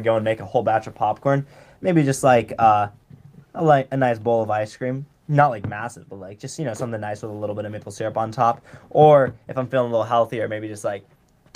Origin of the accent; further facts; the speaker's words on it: California, United States; I'm from California